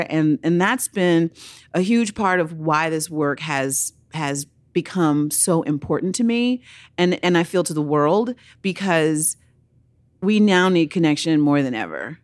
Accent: Oakland, California, United States; I grew up in Oakland, California

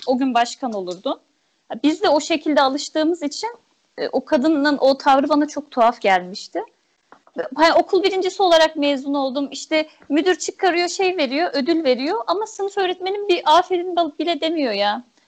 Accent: Erzurum, Turkey; moved away as an adult; also born or lived in Ankara; ben Erzurumluyum. E, ilkokul öğretmenim de Erzurum'daydı.

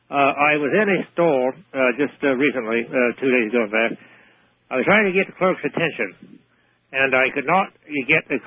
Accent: United Kingdom; moved away; I'm British, of course

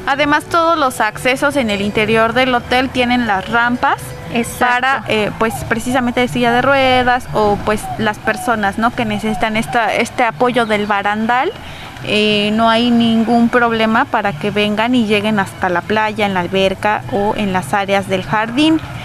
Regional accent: Oaxaca, Mexico; las que somos oaxaqueñas conocemos las rutas

